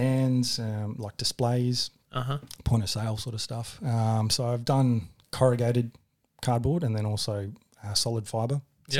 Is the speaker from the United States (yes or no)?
no; Adelaide, South Australia, Australia; I'm from Adelaide, man.